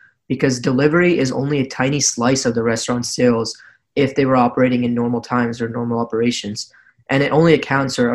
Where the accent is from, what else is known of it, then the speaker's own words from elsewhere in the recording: New Jersey, United States; I'm also from New Jersey